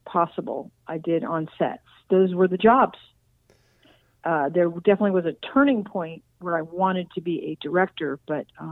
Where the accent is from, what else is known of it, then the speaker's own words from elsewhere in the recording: Los Angeles, California, United States; I was born in Hollywood, California, at Queen of Angels Hospital